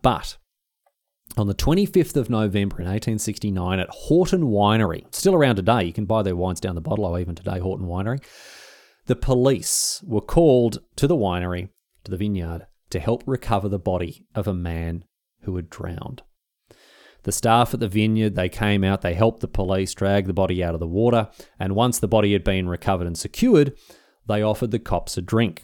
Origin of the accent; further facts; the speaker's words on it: Victoria, Australia; I'm from Victoria